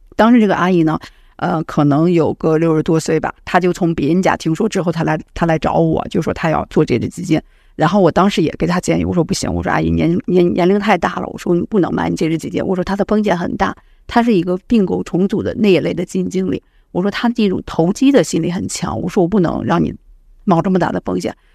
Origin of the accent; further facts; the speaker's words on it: China; 我们中国人其实他的资产负债表还是很健康的